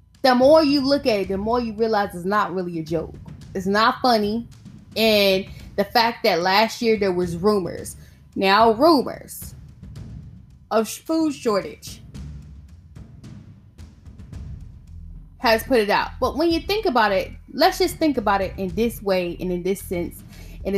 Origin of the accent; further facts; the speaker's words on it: the South, United States; I'm from the South